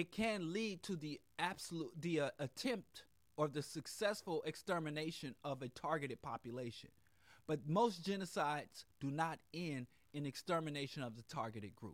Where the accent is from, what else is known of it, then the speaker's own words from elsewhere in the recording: Missouri, United States; I was born and raised in Missouri